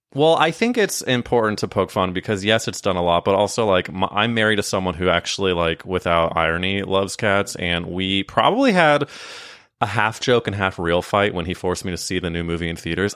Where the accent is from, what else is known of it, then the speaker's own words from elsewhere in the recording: Midwest, United States; I was growing up in the Midwest